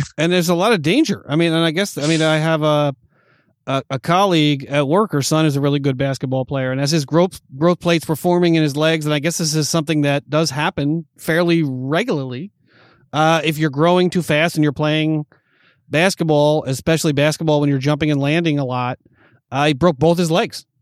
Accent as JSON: {"language": "English", "region": "New York", "country": "United States", "tie": "born or raised there", "moved": "as an adult", "lives_now": "Los Angeles, United States", "said": "growing up in New York watching those Bulls games"}